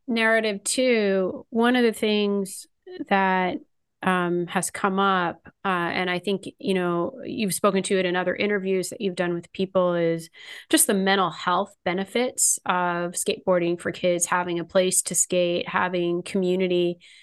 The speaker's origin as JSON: {"language": "English", "region": "California", "country": "United States", "tie": "born or raised there", "said": "I grew up in California"}